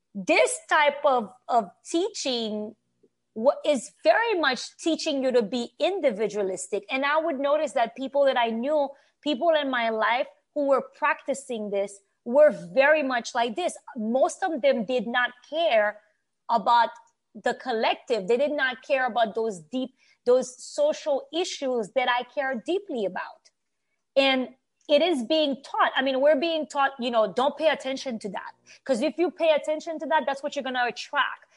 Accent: Haiti; English is a second language; now in United States; I grew up in Haiti.

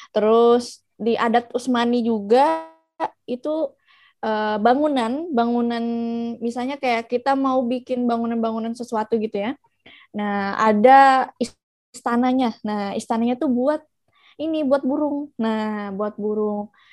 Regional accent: Banjarmasin, South Kalimantan, Indonesia; born there; also born or lived in Turkey; So makanya aku balik ke Indo. Aku sekarang udah di Banjarmasin di kota kelahiran aku

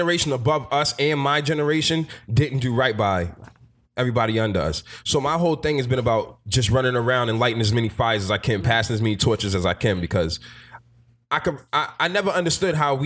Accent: Boston, Massachusetts, United States; moved away as an adult; I grew up in Boston, born and raised

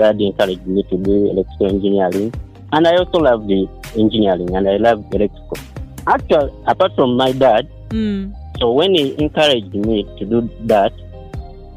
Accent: Uganda; also born or lived in Kawanda; now in Lugazi, Uganda; I was born in Vuke District

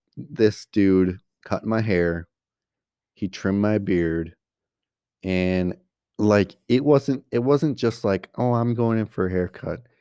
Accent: Coleman, Wisconsin, United States; we grew up in Coleman, Coleman, Wisconsin

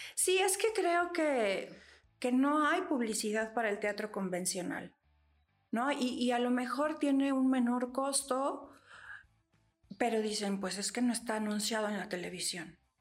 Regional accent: State of Mexico, Mexico; el Estado de México, que es de donde soy

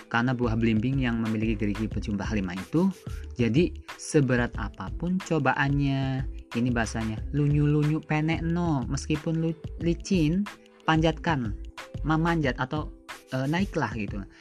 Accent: Brebes, Central Java, Indonesia; saya hidupnya di desa kemudian saya ha harus membangun desa itu saya harus menggali apa yang ada di desa saya desa saya itu di Brebes ya terkenalnya itu ada bawang dan telur asin

